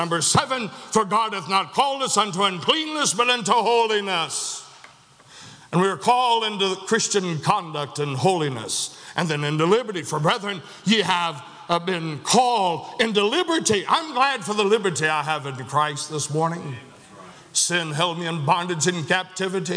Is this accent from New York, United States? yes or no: no; Chatsworth, Georgia, United States; I was born in Chatsworth, Georgia